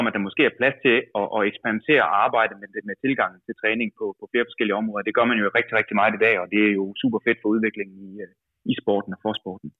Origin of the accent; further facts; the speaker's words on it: Denmark; som dansker